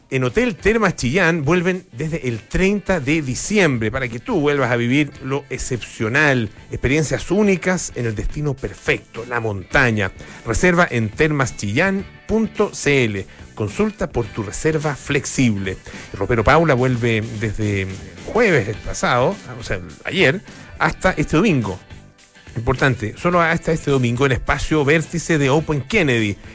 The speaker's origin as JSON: {"language": "Spanish", "country": "France", "second_language": "Spanish", "said": "además soy francesa"}